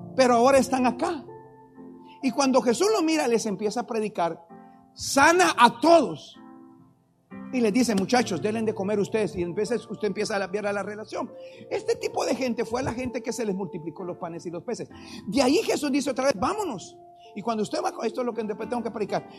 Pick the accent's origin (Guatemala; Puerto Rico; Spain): Guatemala; agarro un vuelo para Guatemala y llegué a mi país